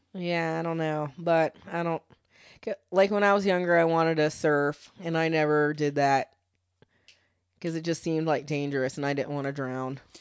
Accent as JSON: {"language": "English", "country": "United States", "said": "being an American"}